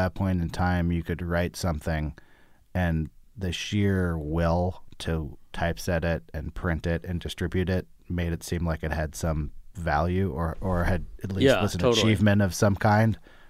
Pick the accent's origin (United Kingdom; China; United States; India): United States; Berkeley, California; I grew up in Berkeley.